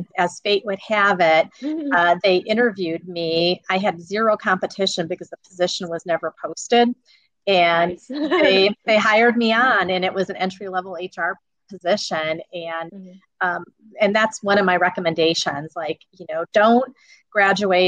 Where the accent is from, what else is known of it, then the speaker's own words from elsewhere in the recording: East Chicago, Indiana, United States; I grew up in East Chicago